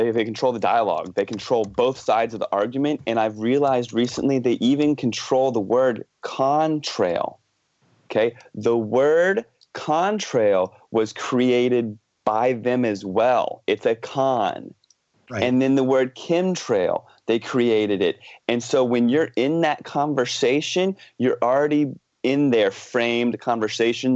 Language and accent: English; United States; now in Vancouver, Canada; I grew up in the Washington, D.C. suburbs in the East Coast of the States.